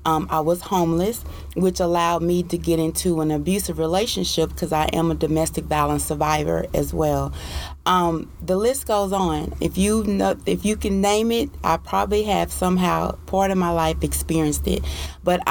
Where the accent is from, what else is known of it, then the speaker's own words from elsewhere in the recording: Paris, Texas, United States; I am from Paris, Texas